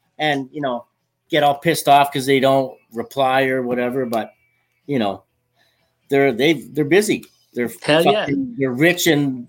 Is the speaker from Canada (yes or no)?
yes; Brandon, Manitoba, Canada; Brandon, Manitoba.